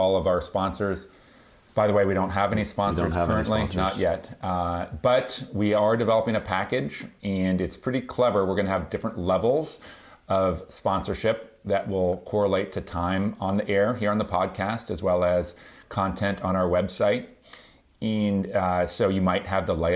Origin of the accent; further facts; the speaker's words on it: Marin County, California, United States; I grew up here in Marin County and went to Marin Academy